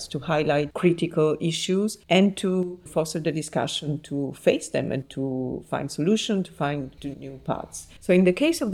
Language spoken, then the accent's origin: English; Naples, Campania, Italy; I was born in Naples and I grew up there and I studied architecture there